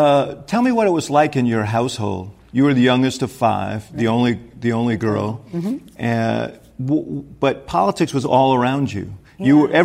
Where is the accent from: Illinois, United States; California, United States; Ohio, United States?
Illinois, United States; Chicago; I come from Chicago